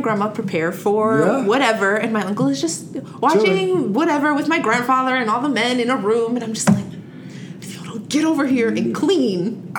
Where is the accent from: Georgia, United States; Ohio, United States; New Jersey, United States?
New Jersey, United States; also born or lived in Washington Heights, New York City; So actually, I grew up in New Jersey. I was born in the Heights, and when I was like 6, 5-ish, we moved into New Jersey, and I've lived most of my life there.